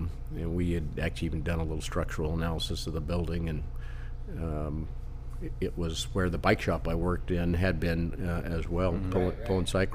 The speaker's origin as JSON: {"language": "English", "town": "Los Angeles", "region": "California", "country": "United States", "tie": "born or raised there", "moved": "as an adult", "lives_now": "Chico, United States", "said": "I'd worked in a couple of bicycle shops in L.A. When I was growing up to give me some money when I was in high school."}